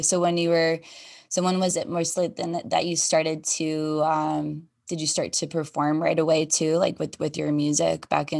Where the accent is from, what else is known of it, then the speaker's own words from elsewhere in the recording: Las Vegas, Nevada, United States; I grew up here in Vegas